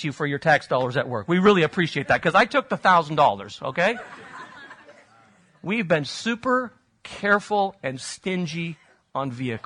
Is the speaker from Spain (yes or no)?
yes; Spain; moved away; I grew up in Spain